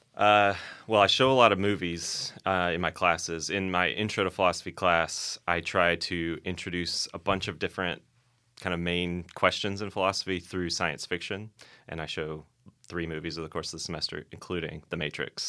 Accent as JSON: {"language": "English", "town": "Orlando", "region": "Florida", "country": "United States", "tie": "born or raised there", "also_born_or_lived": "Riverside, California / Saint Louis", "moved": "as an adult", "lives_now": "Birmingham, United States", "said": "I'm originally from Florida, grew up in Orlando"}